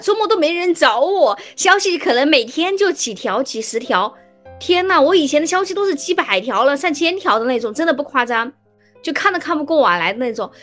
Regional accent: Hubei, China; 因为我是湖北人嘛，我的大学同学他们，啊，大多是湖北人

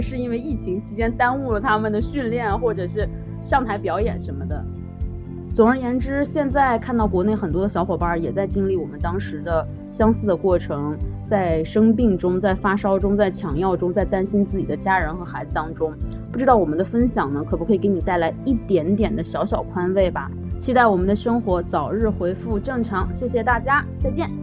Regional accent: China; also born or lived in Quebec, Canada; now in Canada; 我们中国人

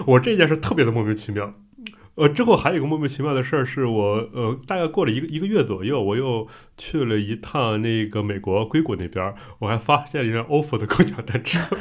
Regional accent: Qingdao, Shandong, China; also born or lived in Beijing; now in Shanghai, China; 我是青岛人

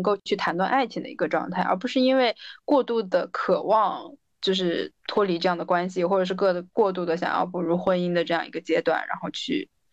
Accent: Guiyang, Guizhou, China; moved away as an adult; also born or lived in Sweden; now in Beijing, China; 回到贵阳，就我家是贵阳的

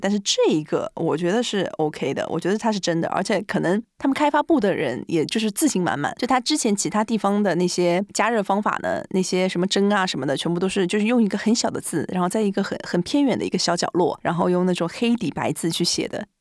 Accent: Shanghai, China; moved away as an adult; also born or lived in Guangzhou; now in Japan; 我是上海人

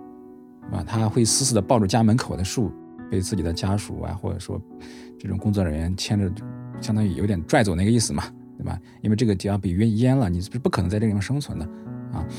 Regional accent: Hubei, China; accent: Henan; 我就是一个在湖北长大，然后呢是河南口音的一个人。

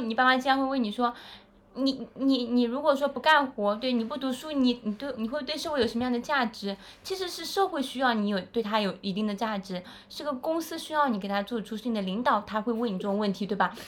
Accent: China; now in Shanghai, China; 我们中国人

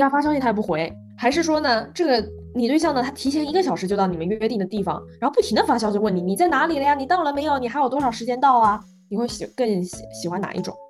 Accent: Zhejiang, China; 我作为浙江人来说啊

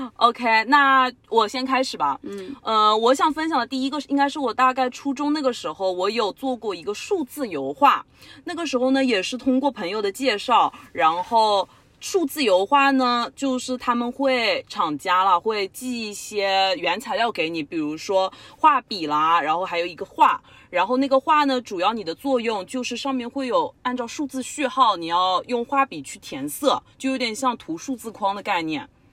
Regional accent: southern China, China; accent: southern; moved away as an adult; also born or lived in Canada; 我们是两个零一年的南方女生。不知道大家觉得我们的口音好不好分辨？我有很多北方的同学都说我们两个的南方口音特别的重

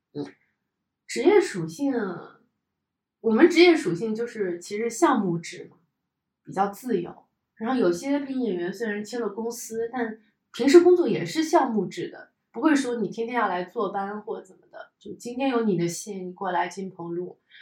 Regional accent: Hangzhou, Zhejiang, China; accent: southern; moved away as an adult; now in Beijing, China; 我从杭州过来，我本来觉得自己的普通话非常标准，在杭州我已经笑傲江湖了

